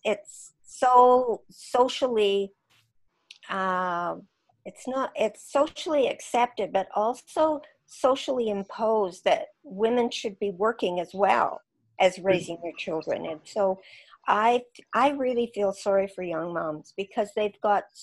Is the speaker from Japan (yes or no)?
no; Saskatchewan, Canada; moved away; I came from Saskatchewan